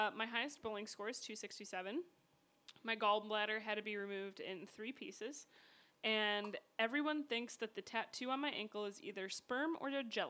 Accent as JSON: {"language": "English", "region": "Midwest", "country": "United States", "also_born_or_lived": "Joliet", "said": "I'm from the Midwest, and I'm white as rain."}